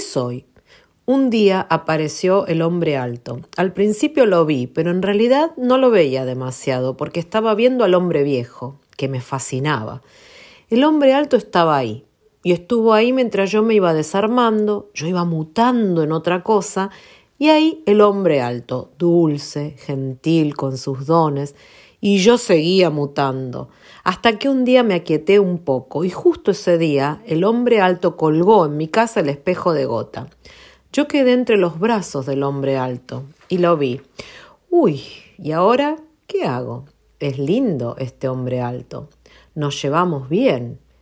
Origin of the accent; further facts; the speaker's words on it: Argentina; also born or lived in United States; Yo soy argentina americana